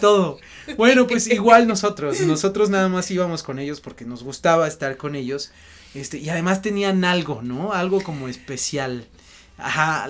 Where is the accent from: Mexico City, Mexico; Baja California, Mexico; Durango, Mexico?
Mexico City, Mexico; soy de aquí de la Ciudad de México, del centro